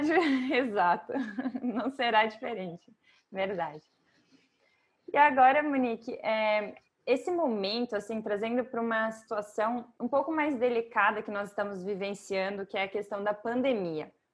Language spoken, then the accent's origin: Portuguese; Brazil; now in Portugal; eu como brasileira